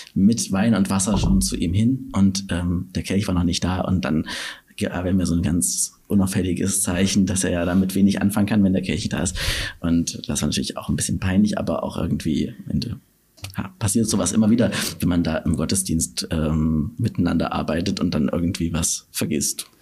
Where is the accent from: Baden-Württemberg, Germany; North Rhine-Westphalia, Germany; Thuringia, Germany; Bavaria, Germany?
Thuringia, Germany; Gera; moved away as an adult; now in Dresden, Germany; in meiner Heimatstadt Gera